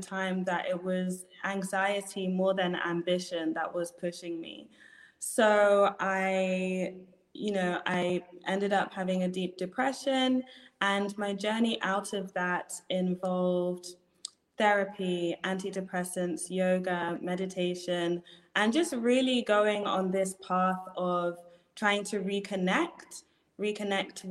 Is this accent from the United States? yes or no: no; United Kingdom; accent: British; moved away as an adult; now in Ghana; As you can hear from my accent, I'm British, but I'm also Ghanaian